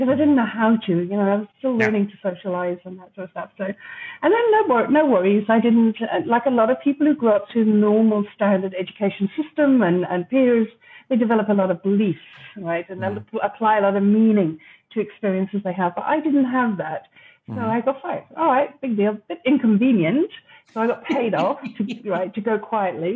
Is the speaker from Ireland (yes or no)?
yes; Ireland; moved away as an adult; also born or lived in London; I grew up in Ireland, a very unusual childhood.